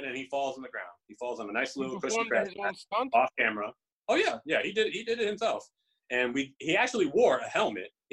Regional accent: New York City, New York, United States; I was actually born and raised in the Bronx

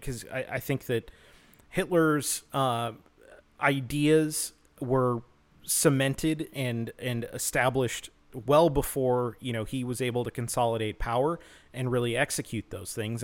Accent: United States; as an American

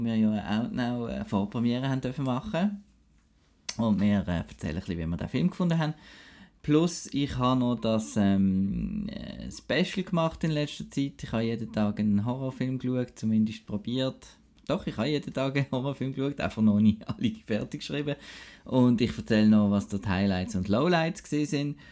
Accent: Basel, Basel-Stadt, Switzerland; moved away; aus meiner Heimat Basel

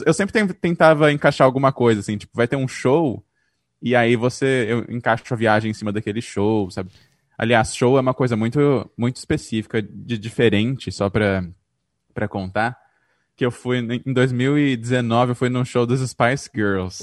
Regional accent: Presidente Prudente, São Paulo, Brazil; now in São Paulo, Brazil; Eu sou de Presidente Prudente, estou aqui agora preso por causa da pandemia, mas eu moro em São Paulo já desde 2005

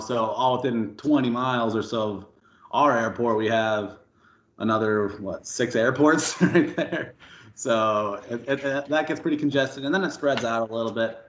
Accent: Albuquerque, New Mexico, United States; moved away as an adult; I was born and raised in uh, Albuquerque, New Mexico. Um, lived there for 18, 19 years

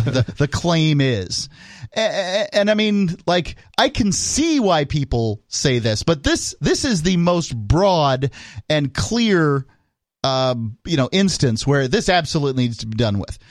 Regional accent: United States; we're all kind of surprised as American

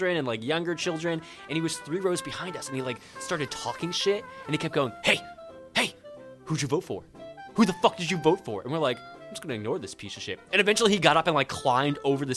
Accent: East Coast, United States; moved away; I'm from the East Coast

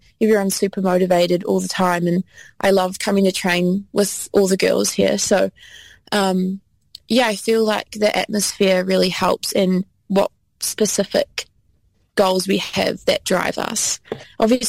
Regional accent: Taranaki, New Zealand; I've always lived in the North Island.

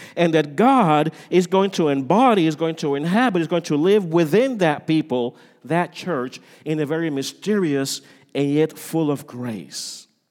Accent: Puerto Rico; moved away; I come from Puerto Rico

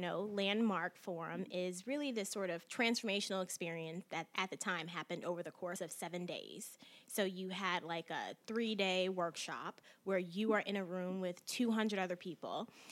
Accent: Chicago, Illinois, United States; moved away; I'm originally from Chicago

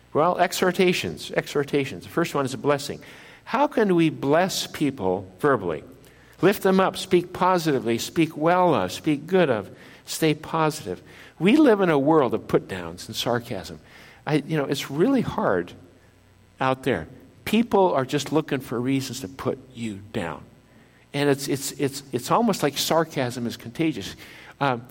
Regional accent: northern Minnesota, United States; I was used to inland lakes up in northern Minnesota, where I grew up in Minnesota

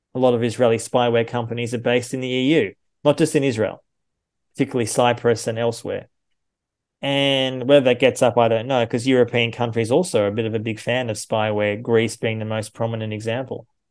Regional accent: Australia; now in Germany; I'm an Australian and a German citizen

